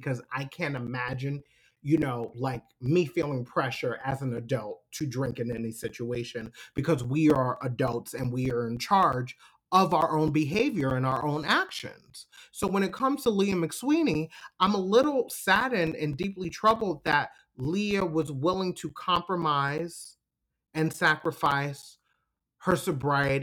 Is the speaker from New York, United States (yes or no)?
yes; New York, United States; I'm from New York.